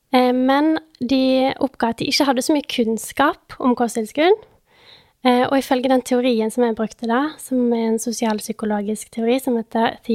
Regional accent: Bergen, Vestland, Norway; Jeg er jo da 26 år, eh, fra Bergen. Selv om dialekten min er litt eh, utvaska.

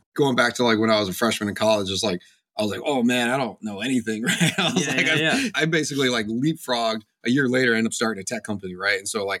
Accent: East Coast, United States; I grew up on the East Coast and I came out to Silicon Valley back in, 2003

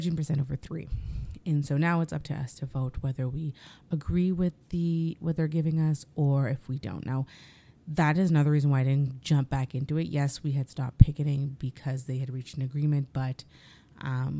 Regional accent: Canada; as Canadian content creators

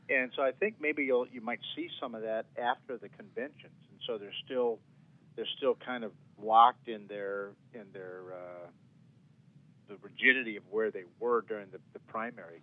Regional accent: Northeast Wisconsin, United States; I'm from Northeast Wisconsin

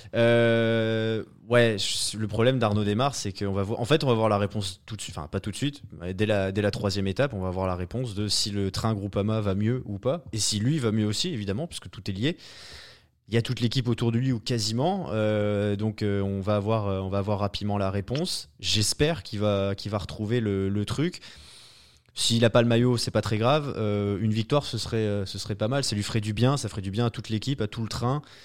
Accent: France; en tant que Français

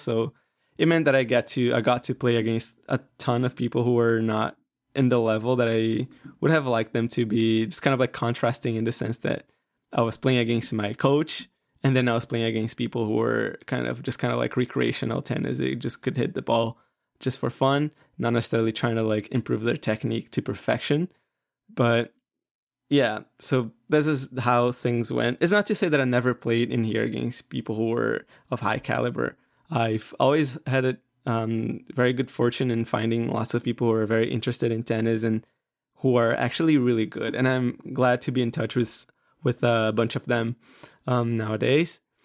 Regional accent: Brazil; I'm from Brazil.

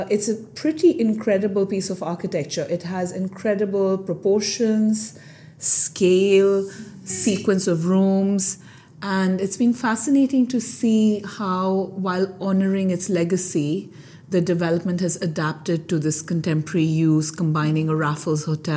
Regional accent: India; moved away as an adult; now in London, United Kingdom; I am of Indian origin. Mm-hmm. I grew up in India and at a very young age decided I wanted to be an architect. So I came to London to study architecture

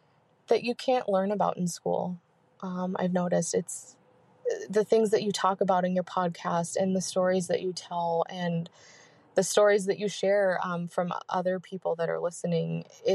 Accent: San Diego, California, United States; Hi, Kate and Mandy. I'm an OVP from San Diego

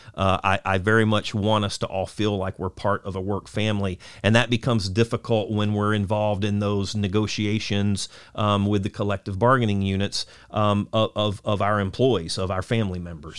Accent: Lakeland, Florida, United States; also born or lived in Auburndale, Florida; I was born and raised, you know, in Lakeland, uh, also, uh, at Auburndale as well

